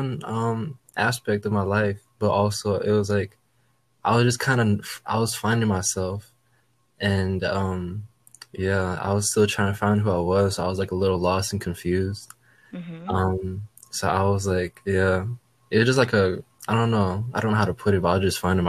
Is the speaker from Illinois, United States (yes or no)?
yes; Aurora, Illinois, United States; also born or lived in Fairbanks, Alaska / Anchorage, Alaska; Originally I was born in Alaska. I was born in Fairbanks, and then I lived in Anchorage, Alaska for like probably half of my childhood until 2007, when I came to Aurora, Chicago, back in 2007.